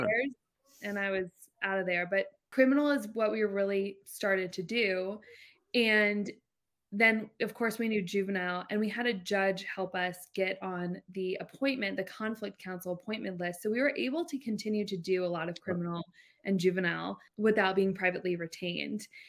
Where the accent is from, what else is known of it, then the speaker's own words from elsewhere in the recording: Jacksonville, Florida, United States; I'm from Jacksonville, Florida. I was actually adopted, which is, like, a random fact, but grew up in, in Jacksonville